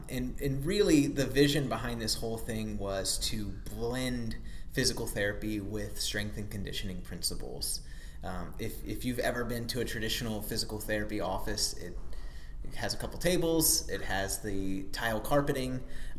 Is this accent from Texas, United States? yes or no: no; Frederick, Maryland, United States; moved away as an adult; also born or lived in Ashburn, Virginia / Charlotte, North Carolina; now in North Carolina, United States; I'm from Frederick, Maryland.